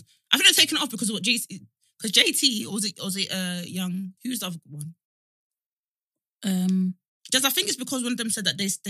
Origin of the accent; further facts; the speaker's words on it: Nigeria; I think as West Africans, and just like being Nigerian